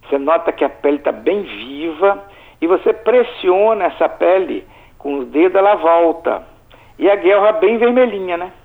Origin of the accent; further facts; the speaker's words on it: Alegre, Espírito Santo, Brazil; eu nasci e fui criado no Principado do Alegre